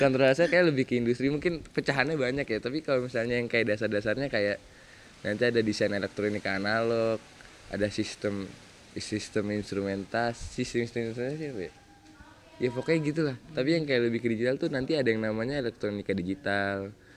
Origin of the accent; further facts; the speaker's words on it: Bekasi, West Java, Indonesia; saya asal dari Bekasi